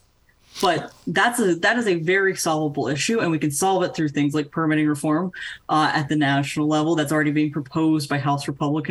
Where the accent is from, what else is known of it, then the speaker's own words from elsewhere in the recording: North Carolina, United States; my home state of North Carolina